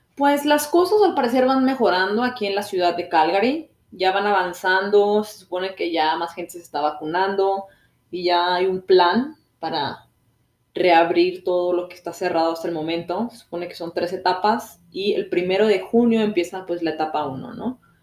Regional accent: Mexico; moved away as an adult; now in Canada; de México

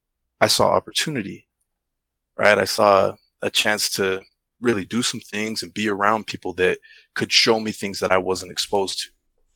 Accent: United States; I didn't grow up in the islands, I grew up in the States, right?

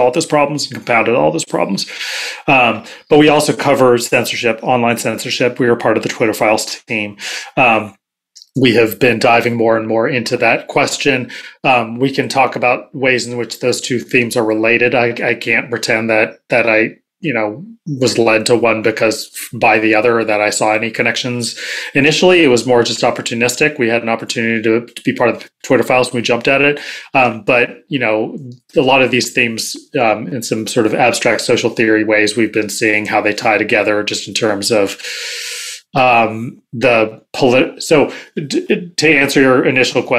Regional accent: Berkeley, California, United States; I grew up in Berkeley, and I'm Gen X

